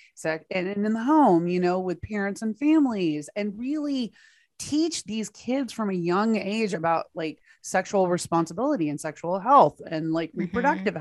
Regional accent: Texas, United States; my home state of Texas

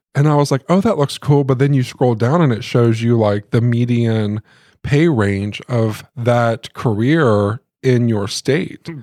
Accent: Muncie, Indiana, United States; Josh and I grew up in Muncie. That's where we spent most of our lives

